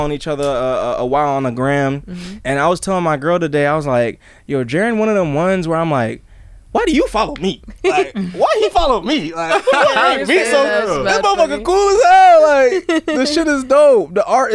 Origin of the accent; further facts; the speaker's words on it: Massachusetts, United States; now in Los Angeles, United States; I'm originally from Massachusetts